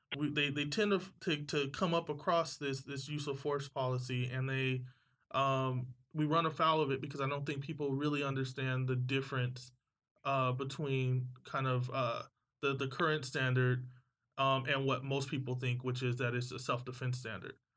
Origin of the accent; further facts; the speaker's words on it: San Diego, California, United States; I'm from San Diego